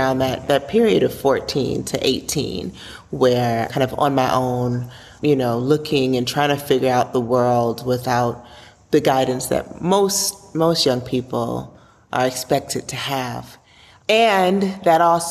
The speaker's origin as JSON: {"language": "English", "town": "Chicago", "region": "Illinois", "country": "United States", "tie": "born or raised there", "said": "I have come from a mixed background growing up in Chicago"}